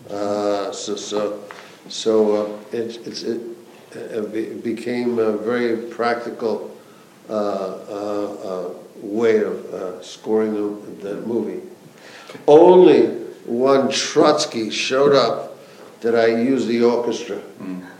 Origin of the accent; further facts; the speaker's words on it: United States; as an American